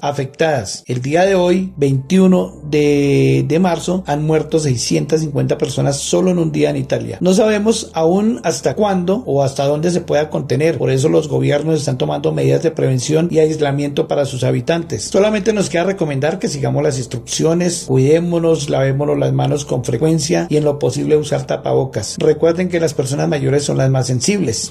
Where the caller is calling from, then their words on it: Bogotá, Colombia; Saludos desde Bogotá, Colombia